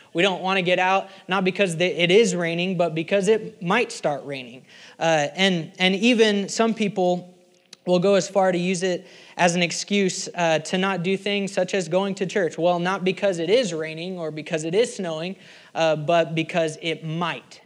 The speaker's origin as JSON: {"language": "English", "region": "Oklahoma", "country": "United States", "said": "I'm from Oklahoma"}